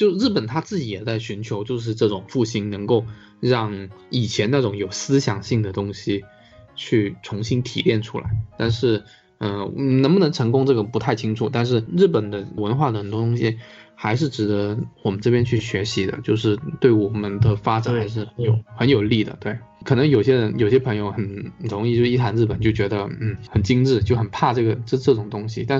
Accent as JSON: {"language": "Chinese", "country": "China", "said": "其实中国有中国自己的文化吧，就是我们也有自己的一个习俗。"}